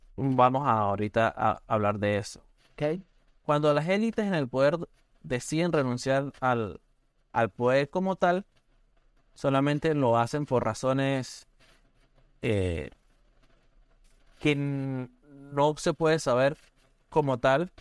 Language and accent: Spanish; Venezuela; moved away as an adult; also born or lived in San Cristóbal, Venezuela; now in Oregon, United States; nosotros como venezolanos